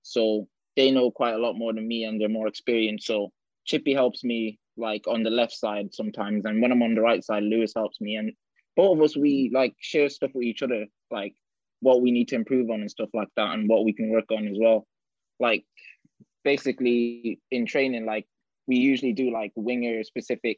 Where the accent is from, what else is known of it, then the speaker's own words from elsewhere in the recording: Ireland; now in Bolton, United Kingdom; I was born in Ireland. I played in Bohemians there